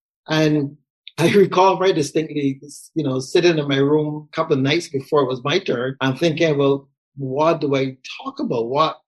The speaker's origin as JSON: {"language": "English", "country": "Barbados", "tie": "born or raised there", "said": "And Barbados being a British colony for many years up until the independence in 1966, the Church of England / Anglican Church would have been our main Christian expression down the side of the world. So that's where I would have been for all my childhood and young adulthoo"}